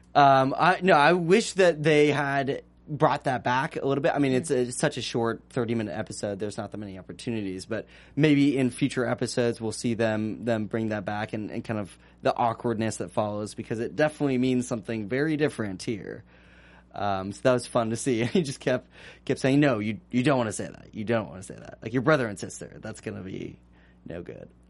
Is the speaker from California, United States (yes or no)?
yes; Northern California, United States; I'm from California originally